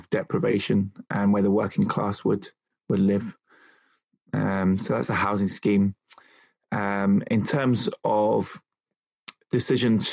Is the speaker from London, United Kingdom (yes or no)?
yes; London, United Kingdom; moved away as an adult; also born or lived in Niddrie, Edinburgh, Scotland; now in Edinburgh, United Kingdom; I was brought up in London, in England. As you can tell, I haven't got a Scottish accent. I've been in Scotland 15 years, but not picked it up one bit.